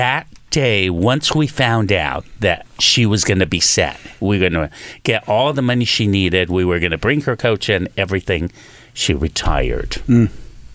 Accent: El Paso, Texas, United States; moved away; I grew up in El Paso, Texas

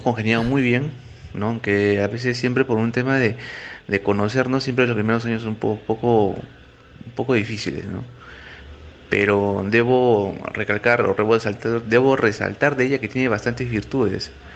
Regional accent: Arequipa, Peru; mi esposa es de Chimbote, yo soy de Arequipa

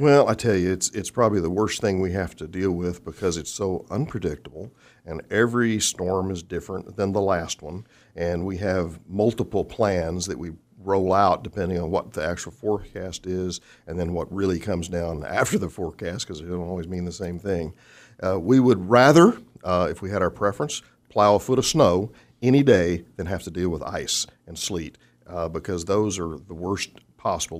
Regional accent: Fort Worth, Texas, United States; also born or lived in Orlando Sanford / Salt Lake City / Midland, Texas / Waukegan, Illinois; now in Wichita, United States; born and raised in Fort Worth

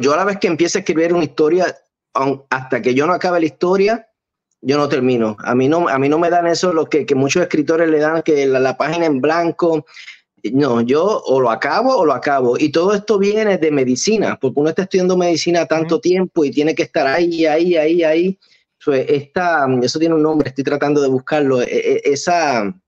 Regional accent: Arecibo, Puerto Rico; now in Hollywood, United States; De Arecibo Puerto Rico

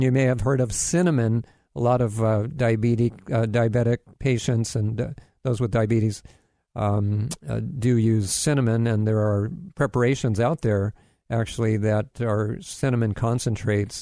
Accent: Kailua, Hawaii, United States; now in Florida, United States; I'm originally, you know, I grew up in Hawaii. Now I live in Florida, but spent most of my life in Hawaii.

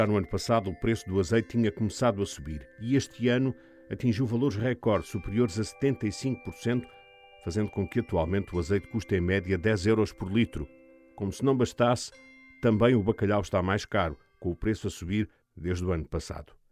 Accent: Cape Verde; Eu faço as coisas da minha terra, Cabo Verde.

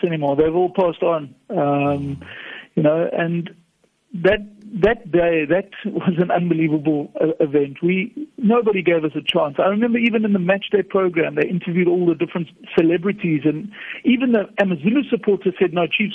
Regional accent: Durban, KwaZulu-Natal, South Africa; moved away as an adult; now in Cape Town, South Africa; So I'm a Durban boy, still living in Cape Town.

